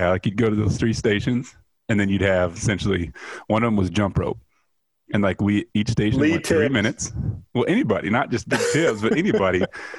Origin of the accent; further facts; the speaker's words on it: Atlantic, Iowa, United States; Growing up in Atlantic and being, the only black person in my graduating class and one of few people in town.